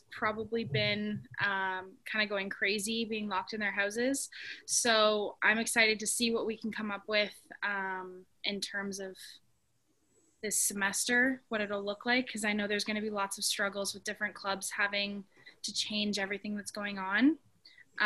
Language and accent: English; Ontario, Canada; I was from Ontario